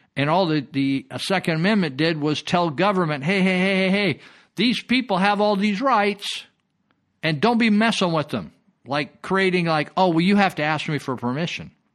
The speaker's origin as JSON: {"language": "English", "town": "Marysville", "region": "California", "country": "United States", "tie": "born or raised there", "said": "a friend I, I grew up with in Marysville"}